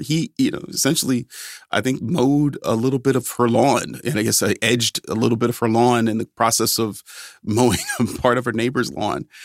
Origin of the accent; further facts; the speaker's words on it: Cleveland, Ohio, United States; moved away; back home in, in my hometown of Cleveland